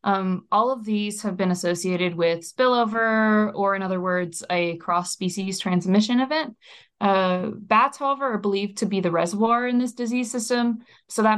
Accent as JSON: {"language": "English", "area": "near Reston", "region": "Virginia", "country": "United States", "tie": "born or raised there", "said": "in Reston, Virginia, which actually happens to be close to my hometown"}